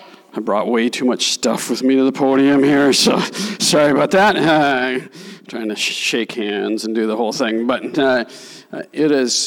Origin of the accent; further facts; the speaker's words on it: Minnesota, United States; we're from Minnesota